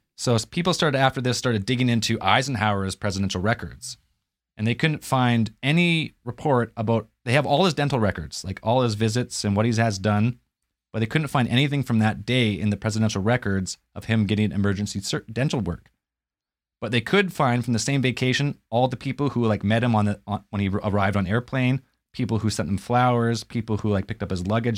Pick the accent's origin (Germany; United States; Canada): Canada; I'm Canadian